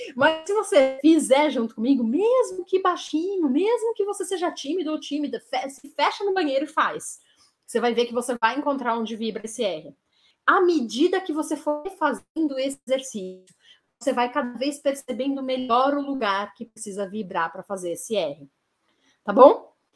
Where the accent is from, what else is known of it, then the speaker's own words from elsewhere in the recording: São Paulo, Brazil; eu sou da cidade de São Paulo, eu falo com a língua vibrando